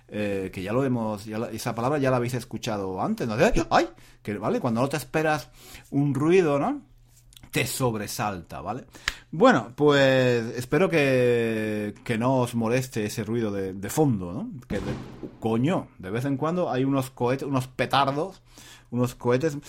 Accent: Spain; soy español

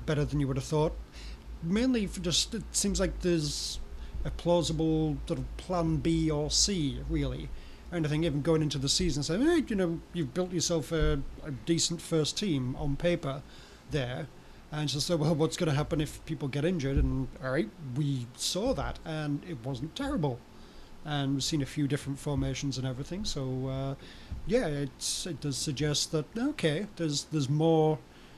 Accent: England, United Kingdom; I'm English

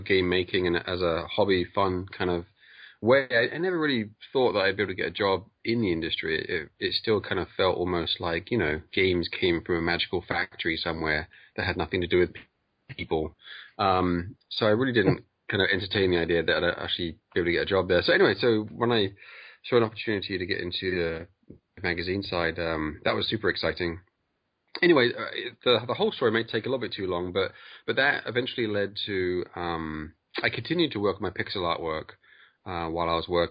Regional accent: England, United Kingdom; I'm from England.

